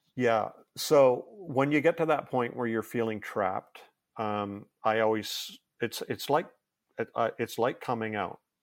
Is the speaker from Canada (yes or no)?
yes; Canada; I'm Canadian